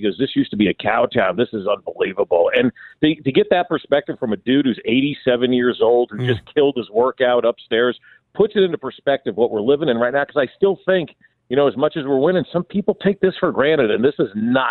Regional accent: New Jersey, United States; moved away; back in 1986, when we were watching the Giants as I was growing up in New Jersey.

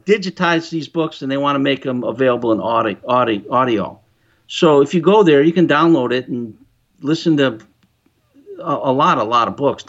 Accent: Chicago, Illinois, United States; I'm from Chicago area

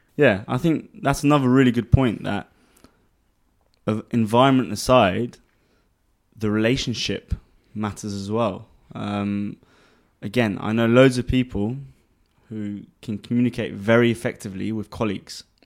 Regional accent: London, United Kingdom; moved away as an adult; now in Dubai, United Arab Emirates; born and raised in London, um, to, um, Armenian parents. Grew up there most of my life until about three years ago when I moved to Dubai.

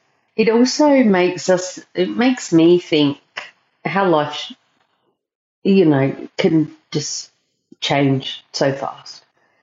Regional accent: South Australia, Australia; I'm not from England. I'm just from South Australia, which has come up on the podcast before.

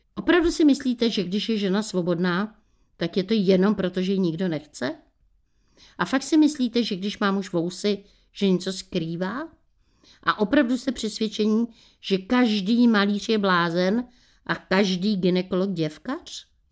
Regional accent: Bohemia, Czechia; u nás v Čechách

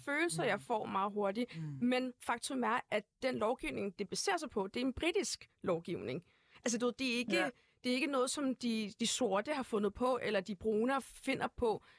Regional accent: Brøndby, Capital Region of Denmark, Denmark; also born or lived in Uganda; Jeg født og opvokset i Brøndby Vester

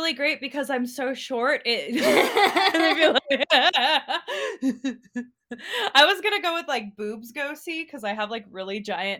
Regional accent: Los Angeles, California, United States; Yes, yeah, San Gabriel Valley area.

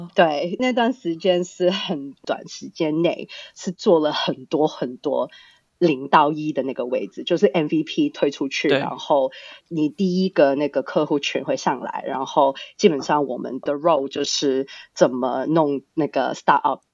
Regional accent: Australia; Chinese is a second language; now in Hong Kong; 其实我是在香港出生的，但从小呢，到大就是在国外长大的。大概嗯哼。四岁的时候 就我们家就移民到澳洲那边去

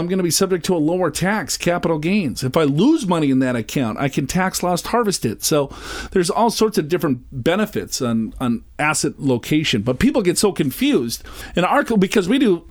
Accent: Minnesota, United States; I'm from Minnesota

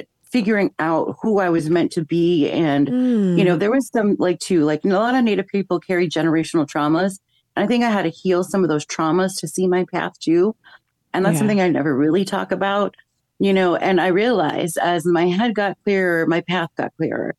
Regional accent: Chicago, Illinois, United States; I grew up in Chicago. I started school here

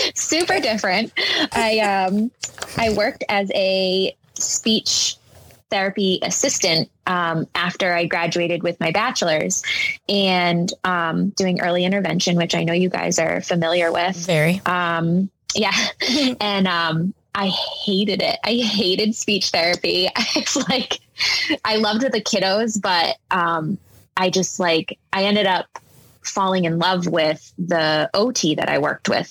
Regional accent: Rhode Island, United States; I grew up in Rhode Island um, with my mom and my stepdad mostly

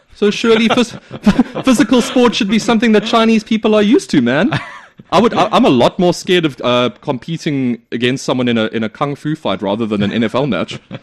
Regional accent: South Africa; South Africa, my home country.

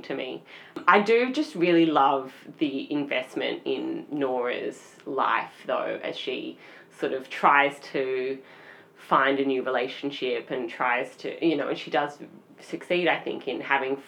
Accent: Melbourne, Victoria, Australia; we are from Melbourne

